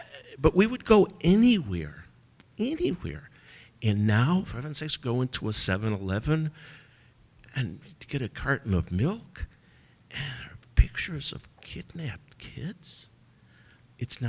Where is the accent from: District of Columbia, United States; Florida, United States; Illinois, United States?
Illinois, United States; Skokie; now in Israel; I grew up in Skokie, which had a very large portion of its population were Holocaust survivors.